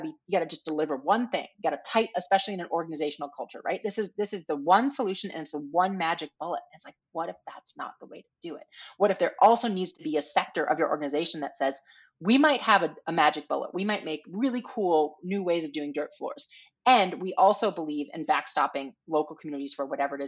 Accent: Minnesota, United States; moved away; I grew up in Minnesota on these canoe trips

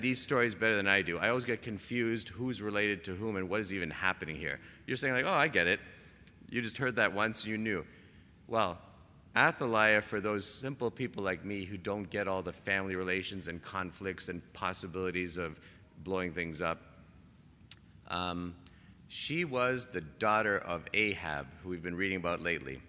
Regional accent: Toronto, Ontario, Canada; moved away; I'm from Toronto

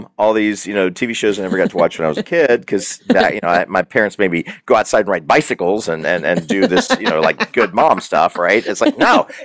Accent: the South, United States; I grew up in the South

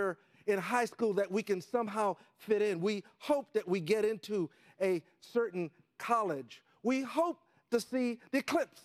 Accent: New York City, New York, United States; I grew up in Harlem when it wasn't cool

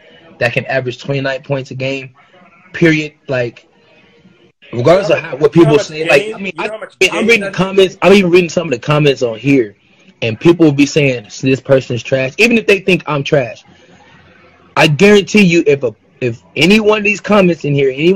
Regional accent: Seattle, Washington, United States; I'm a guy from Seattle, who was 5 foot nothing

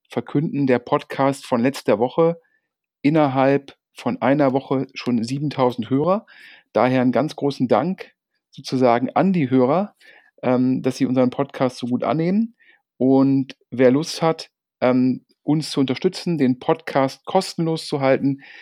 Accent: Düsseldorf, North Rhine-Westphalia, Germany; Ich persönlich bin ja auch als Düsseldorfer so ein bisschen ja, Lokalpatriot und freue mich sehr, dass eine Düsseldorfer Firma so erfolgreich ist

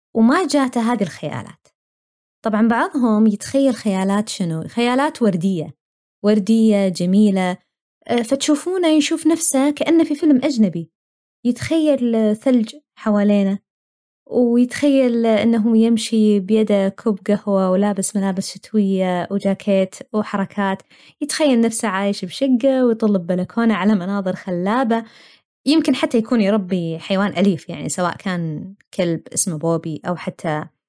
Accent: Saudi Arabia; moved away as an adult; now in Australia; أنا ماني أول ولا آخر واحدة طلعت ابتعاث

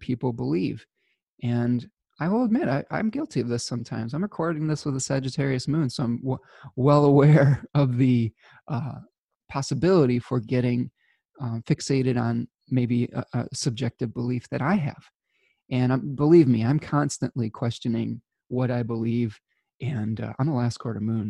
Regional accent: Michigan, United States; my home state of Michigan

